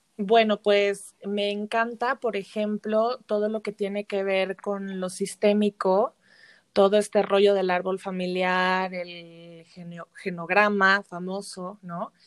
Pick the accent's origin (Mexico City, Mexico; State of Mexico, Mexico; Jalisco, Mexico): Mexico City, Mexico; moved away as an adult; also born or lived in Xalapa; yo soy de la Ciudad de México